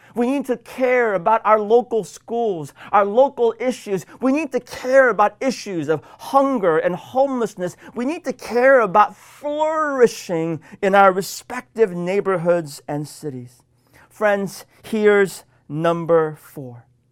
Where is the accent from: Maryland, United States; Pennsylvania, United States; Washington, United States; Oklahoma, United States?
Washington, United States; my home state of Washington